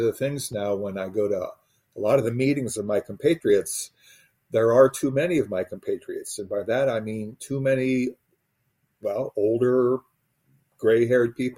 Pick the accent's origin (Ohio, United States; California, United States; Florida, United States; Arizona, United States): Ohio, United States; Northeast; I was a blue collar kid growing up in Northeast Ohio.